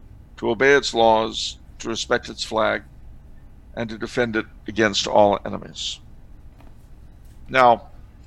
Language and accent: English; United States; we Catholic Americans